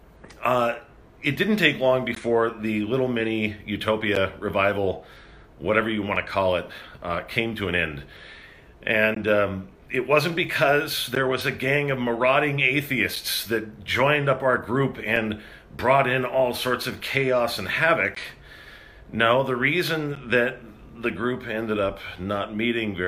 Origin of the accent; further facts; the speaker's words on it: Rancho Cucamonga, California, United States; moved away; back in my hometown in Rancho Cucamonga